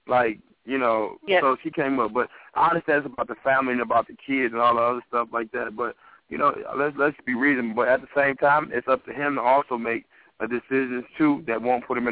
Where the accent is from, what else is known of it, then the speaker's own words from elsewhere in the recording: Detroit, Michigan, United States; moved away; I was from Detroit